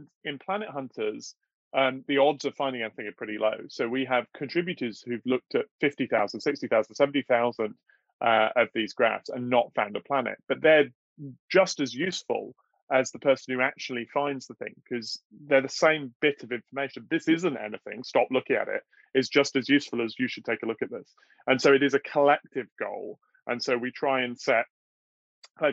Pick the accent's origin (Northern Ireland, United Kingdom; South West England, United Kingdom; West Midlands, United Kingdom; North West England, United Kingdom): South West England, United Kingdom; South Devon; moved away; also born or lived in Chicago / Oxford; I grew up in South Devon